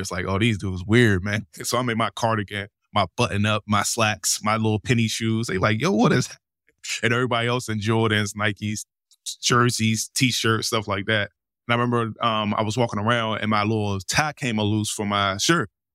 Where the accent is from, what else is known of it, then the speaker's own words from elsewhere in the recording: Washington, District of Columbia, United States; moved away as an adult; now in Los Angeles, United States; I'm from Washington D.C., born and raised.